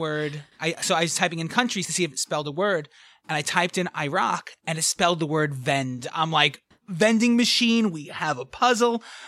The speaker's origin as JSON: {"language": "English", "town": "New York City", "region": "New York", "country": "United States", "accent": "thick New York", "said": "I grew up in the back of a New York City pizza pizzeria"}